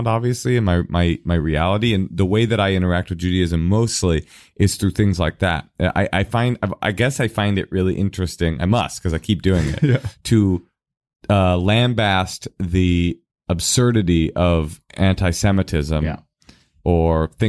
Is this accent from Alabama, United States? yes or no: no; Oakland, California, United States; I am the kid that was raised in Oakland, in Oakland public schools